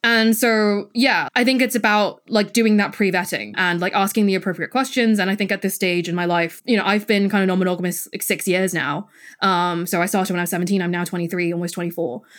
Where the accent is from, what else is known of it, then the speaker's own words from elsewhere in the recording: Hong Kong; moved away; I'm from Hong Kong, I grew up there, and my parents still live there.